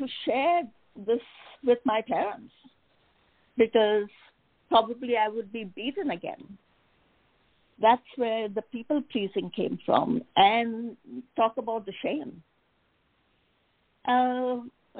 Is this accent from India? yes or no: yes; India; moved away; I was born and raised in India